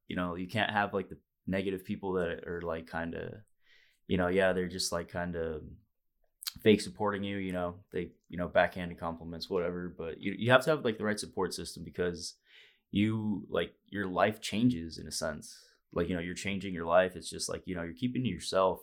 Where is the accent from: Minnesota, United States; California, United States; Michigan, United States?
California, United States; Fresno; moved away; all the boys back home, you know, home, hometown, Fresno, California